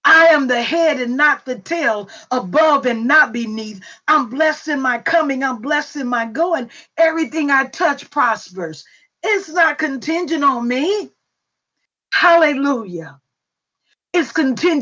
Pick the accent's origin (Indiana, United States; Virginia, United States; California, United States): Indiana, United States; Indianapolis; I grew up in Hallville